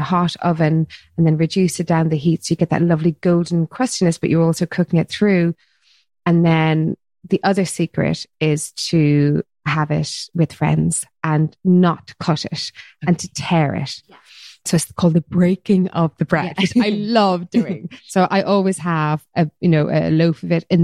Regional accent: Cork, Munster, Ireland; also born or lived in New York, United States; growing up, in the country in Ireland in the 80s

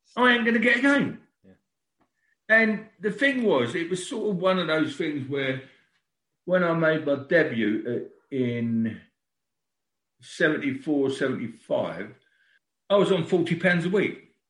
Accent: London, United Kingdom; born in Brixton. Our family sort of grew up in Brixton, and I lived in a little cul-de-sac at number three St Lawrence Road

